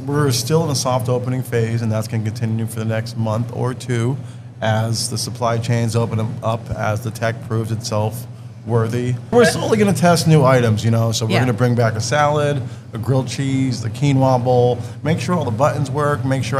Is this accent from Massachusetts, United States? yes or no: yes; Leominster, Massachusetts, United States; We're right on the border. So we're definitely more Leominster, but we got a lot of love for Fitchburg. We're just from Fitchburg. I'm from Leominster.